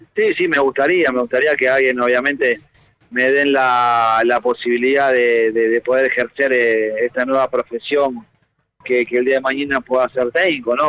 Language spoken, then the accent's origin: Spanish; Buenos Aires, Argentina; Yo soy hincha de Platense desde chiquito porque nací en Saavedra